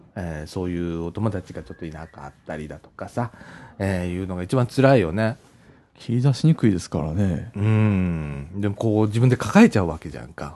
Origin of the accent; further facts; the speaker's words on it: Takatsuki, Osaka, Japan; now in Ibaraki, Japan; もともと生まれ育ったのは高槻市だった